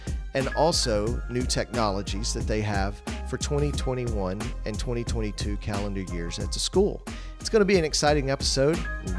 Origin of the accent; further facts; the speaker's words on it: Dalton, Georgia, United States; I grew up in Dalton.